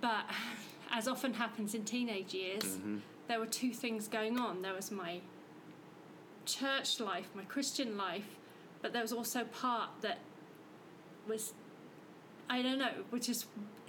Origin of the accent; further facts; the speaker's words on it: Norfolk, East of England, United Kingdom; moved away as an adult; also born or lived in Hevingham / Aylsham / London / Lancing; now in Fredericton, Canada; I grew up in England in Norfolk. In a really small village with my parents and my sisters. We lived in Hevingham, which is a small village